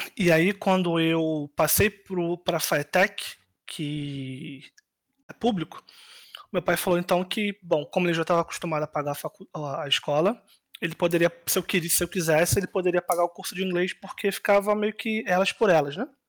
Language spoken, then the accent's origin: Portuguese; Rio de Janeiro, Brazil; moved away as an adult; now in Poland; Eu Nasci e cresci basicamente minha vida inteira no, no Rio de Janeiro, né, de governador